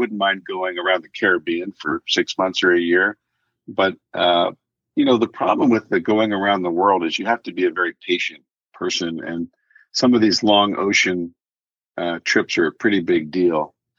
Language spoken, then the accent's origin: English; Midwest, United States; Even though I grew up in the Midwest, I ran away from home to do that.